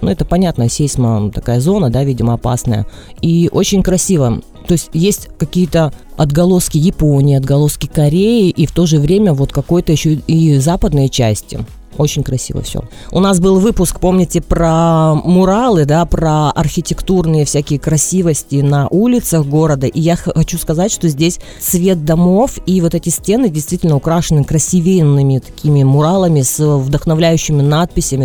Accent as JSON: {"language": "Russian", "town": "Vladivostok", "region": "Primorsky Krai", "country": "Russia", "said": "я из Владивостока, да, Дим? У нас почти с каждого окна видно, что море"}